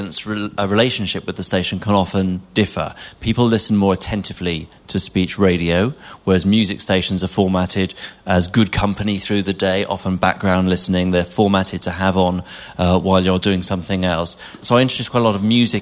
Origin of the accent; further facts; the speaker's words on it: England, United Kingdom; moved away as an adult; now in Scotland; When I came to Scotland as an Englishman